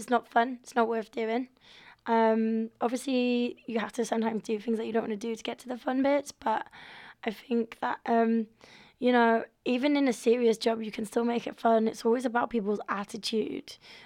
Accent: York, Yorkshire and the Humber, United Kingdom; I grew up in York

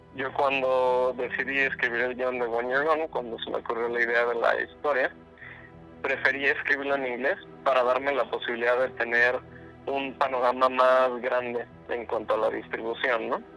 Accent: Cabo San Lucas, Baja California Sur, Mexico; also born or lived in Guadalajara; yo soy de Cabo San Lucas

